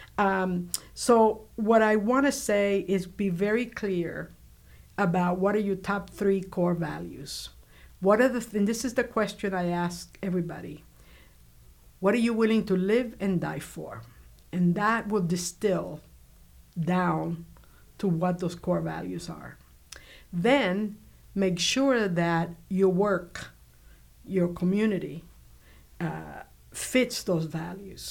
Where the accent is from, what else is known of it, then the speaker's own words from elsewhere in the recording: Cuba; now in United States; I grew up in Cuba during the Cuban Revolution, so I have all that in my blood